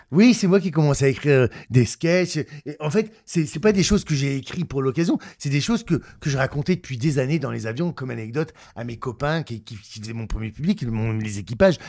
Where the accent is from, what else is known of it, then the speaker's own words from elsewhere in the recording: Ch'ti, Hauts-de-France, France; accent: ch'ti; mon accent ch'ti